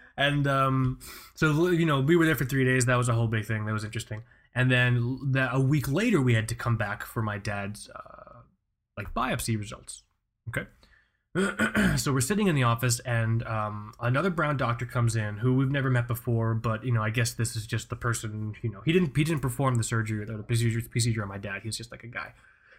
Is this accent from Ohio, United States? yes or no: no; Florida, United States; born there; accent: neutral television accent; My parents are from Pakistan, but I was born here in Florida, which is why I guess I don't have an accent, or at least I have a neutral television accent because I was raised by the television.